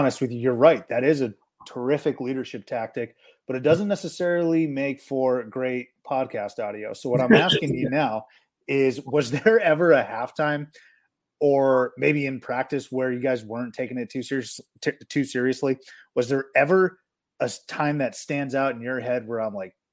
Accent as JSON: {"language": "English", "region": "East Coast", "country": "United States", "said": "I'm from the East Coast."}